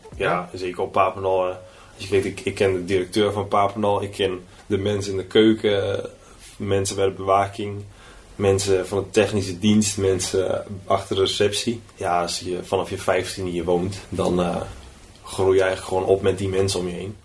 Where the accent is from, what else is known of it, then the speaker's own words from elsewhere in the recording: Lutten, Overijssel, Netherlands; moved away as an adult; now in Switzerland; bij ons in Lutten, toen de boerderij waar we destijds woonden.